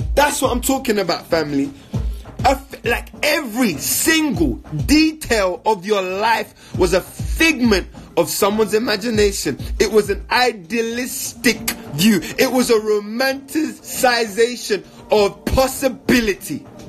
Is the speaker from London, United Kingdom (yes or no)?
yes; London, United Kingdom; I grew up in London